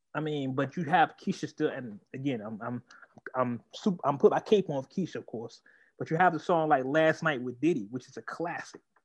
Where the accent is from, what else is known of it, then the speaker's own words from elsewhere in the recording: Oakland, California, United States; I am from Oakland.